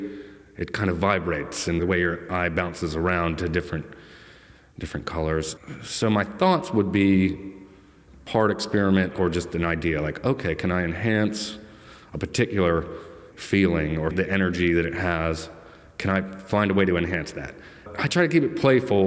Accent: Virginia, United States; Growing up in Virginia

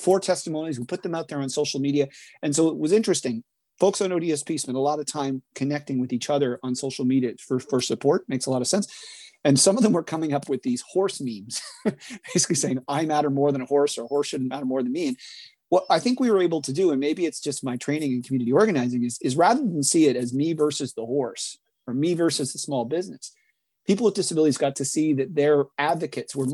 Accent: Ottawa Valley, rural Ontario, Canada; I come from rural Ontario. I grew up in the Ottawa Valley

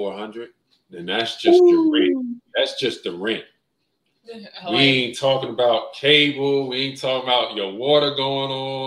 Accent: New York, United States; moved away as an adult; now in Las Vegas, United States; I'm from New York.

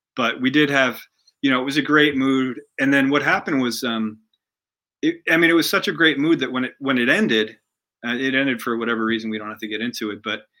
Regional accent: Pennsylvania, United States; now in Kentucky, United States; I grew up in Pennsylvania, about um, maybe like 40 minutes outside of Philly.

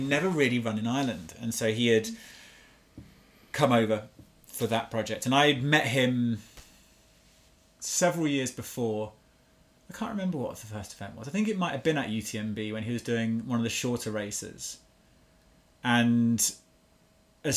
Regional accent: Chamonix, Auvergne-Rhône-Alpes, France; I get to look after them in my hometown, show them the new restaurants that are open

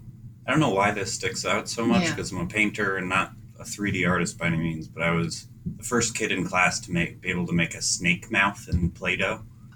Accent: Michigan, United States; also born or lived in New Jersey / Idaho; now in New Hampshire, United States; No, I was born in New Jersey. And then my father worked for the auto industry. So we moved out to Michigan. And then I went to school in northern Idaho. And then found college in New Hampshire and have kind of stuck around since.

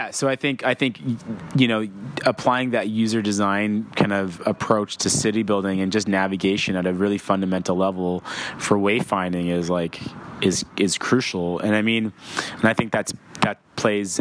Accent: Victoria, British Columbia, Canada; I grew up in Victoria, British Columbia

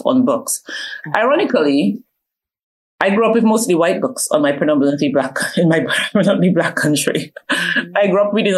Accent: Dominica; moved away; also born or lived in London, United Kingdom; I was born in London, okay. Paddington, London, but I was raised in Dominica

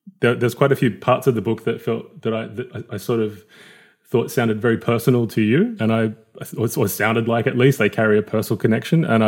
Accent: New South Wales, Australia; I very much born down here in the city and feel very much like a city slicker.

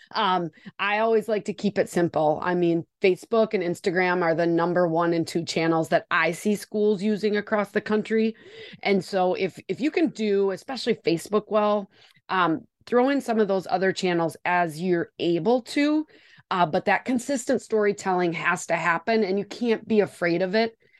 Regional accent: Wisconsin, United States; accent: Wisconsin; I am joining you from Wisconsin

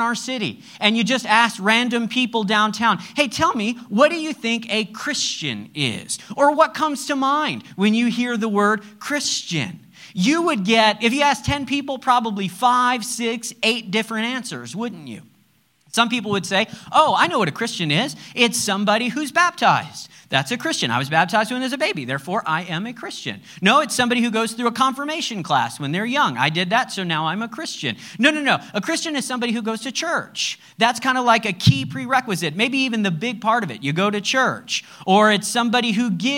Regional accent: United States; I'm American

